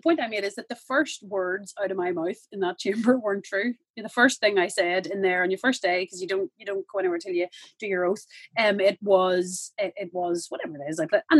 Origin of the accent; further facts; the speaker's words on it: Northern Ireland, United Kingdom; I grew up in, born in the Republic of Ireland, but I grew up in Northern Ireland. There's big aspects of the UK and Britain that are a big part of my identity